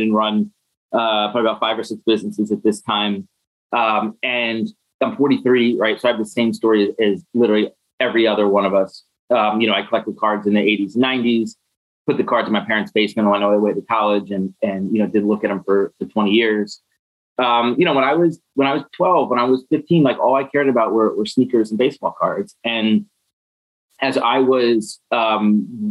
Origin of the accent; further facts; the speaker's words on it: Philadelphia, Pennsylvania, United States; moved away as an adult; also born or lived in Detroit; I grew up in Philadelphia and I was at my parents' house in Philadelphia for Thanksgiving